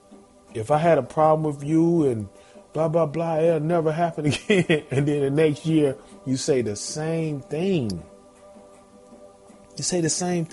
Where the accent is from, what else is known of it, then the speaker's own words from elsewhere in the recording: Zebulon, North Carolina, United States; now in Georgia, United States; Shout out NC, Zebulon, Z-Town, North Carolina, man. Born and raised